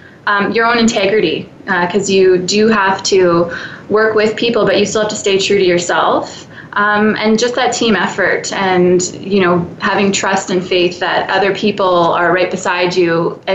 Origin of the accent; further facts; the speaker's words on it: Winnipeg, Manitoba, Canada; I am from Winnipeg, Manitoba. I'm very proud of it.